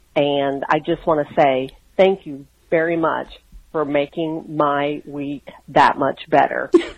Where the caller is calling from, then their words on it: New Orleans, Louisiana, United States; I'm calling from New Orleans, Louisiana.